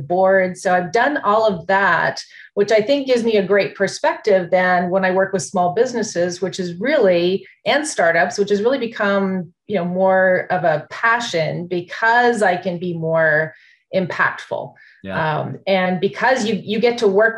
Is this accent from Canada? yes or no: yes; Canada; moved away as an adult; now in United States; I'm from Canada originally.